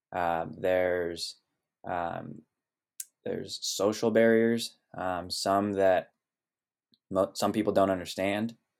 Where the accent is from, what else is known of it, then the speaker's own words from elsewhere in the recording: Sonoma Valley, California, United States; moved away as an adult; now in Oregon, United States; growing up here in Sonoma Valley